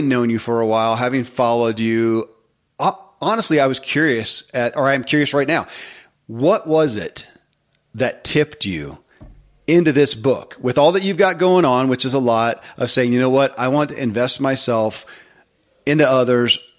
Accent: Kentucky, United States; born or raised there

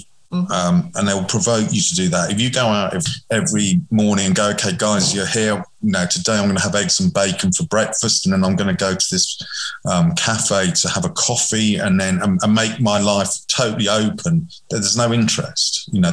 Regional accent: England, United Kingdom; But I'm English, of course, so I totally understand how this works.

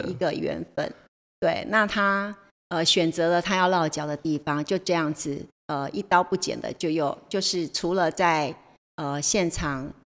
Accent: Taitung, Taitung County, Taiwan; moved away as an adult; also born or lived in Changhua / Taipei; 那我算是闽南人，对，我跟着爸爸，我六岁来到从彰化嗯哼。来到台东，搬到台东来，对，那才，呃，我的求学历程都是在，在台在东。台东完成的。哦。从小学小一啊，哦。我来这边读小一，从小一到，呃，就是师专毕业

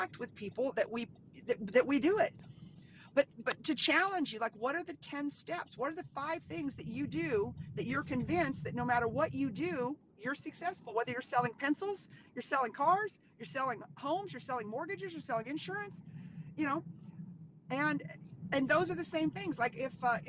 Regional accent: Dallas, Texas, United States; now in Central Texas, United States; I'm from Dallas, and being in Dallas

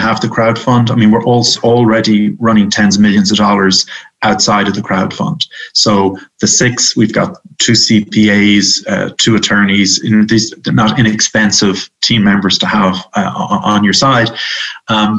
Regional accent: Ireland; moved away as an adult; now in United States; I'm Irish

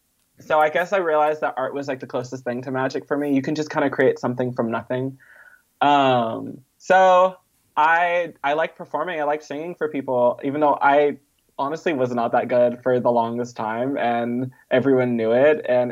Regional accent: Mississippi, United States; born there; also born or lived in Southeast Texas / Southern California / Bay Area; No, I was born in Mississippi, actually.

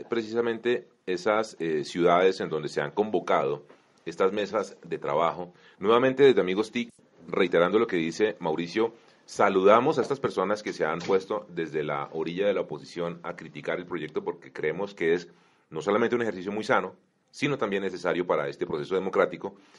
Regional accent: Colombia

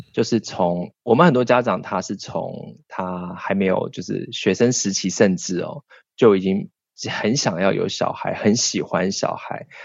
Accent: Miaoli County, Taiwan; moved away; 我以前我在苗栗乡下长大

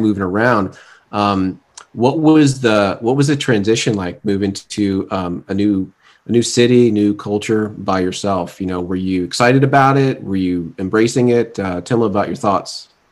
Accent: Fort Lauderdale, Florida, United States; moved away; also born or lived in Atlanta, Georgia; growing up in South Florida, but we we lived in two different areas while we were down there

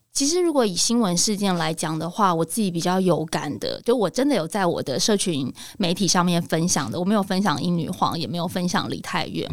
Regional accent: Taiwan; 台湾人如果碰到同样的事情，我们有没有办法有这个战斗民族的的性格出现？

